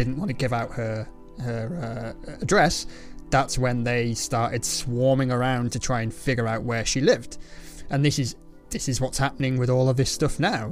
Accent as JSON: {"language": "English", "region": "England", "country": "United Kingdom", "said": "I'm English"}